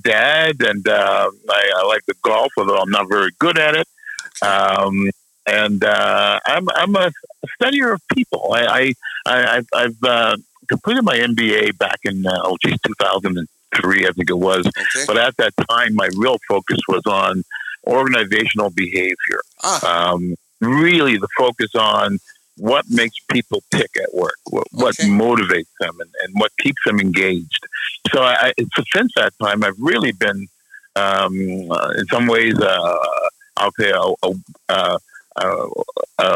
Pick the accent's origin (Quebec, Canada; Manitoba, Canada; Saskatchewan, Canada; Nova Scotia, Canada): Nova Scotia, Canada; I am from Nova Scotia, born and raised.